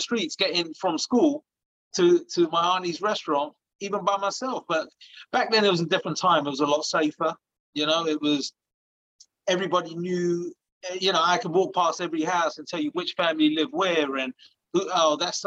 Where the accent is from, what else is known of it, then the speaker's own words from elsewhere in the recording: Hounslow, London, United Kingdom; moved away as an adult; that's where I'm from. You know, that's the town that made me.